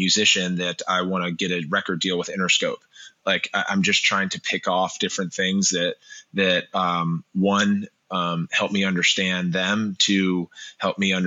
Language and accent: English; Montgomery Village, Maryland, United States; I grew up in Montgomery Village, Maryland.